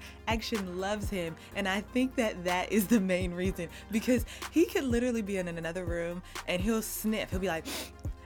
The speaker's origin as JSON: {"language": "English", "town": "Los Angeles", "region": "California", "country": "United States", "tie": "born or raised there", "said": "We're both from LA. We grew up 10 minutes apart from each other right here in South Central"}